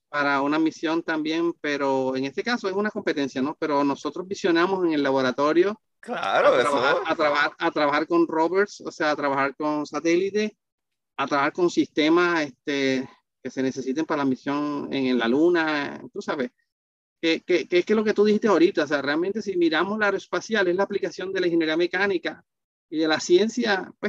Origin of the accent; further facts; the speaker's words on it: Barranquilla, Atlántico, Colombia; El colombiano se me perdió bien fácil porque, fuera te lo dije, este, Barranquilla es una ciudad caribeña bastante parecida a Puerto Rico.